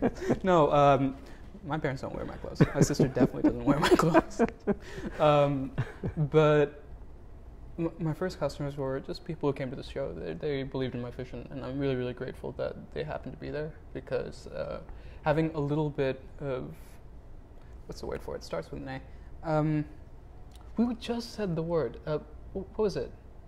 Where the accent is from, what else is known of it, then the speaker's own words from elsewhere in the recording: United States; You know, I'm Indian American.